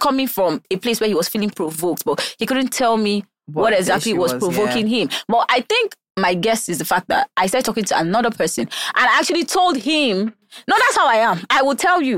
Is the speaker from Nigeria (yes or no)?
yes; Taraba, Nigeria; also born or lived in Abuja, Nigeria; now in Lagos, Nigeria; Taraba, but I moved from Abuja. I used to live in Abuja